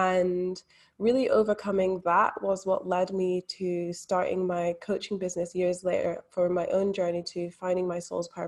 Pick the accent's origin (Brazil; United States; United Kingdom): United Kingdom; Scotland; now in Australia; Yeah, so I'm actually from Scotland, but not a lot of people pick up on that accent. They can definitely tell I'm living in Australia.